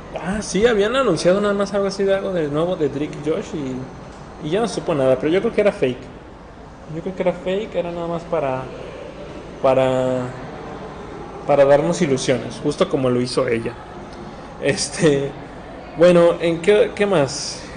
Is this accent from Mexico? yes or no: yes; Guadalajara, Jalisco, Mexico; somos de Guadalajara, Jalisco, México.